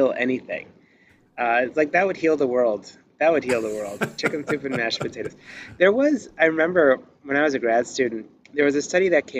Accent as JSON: {"language": "English", "town": "Detroit", "region": "Michigan", "country": "United States", "said": "I'm from Detroit"}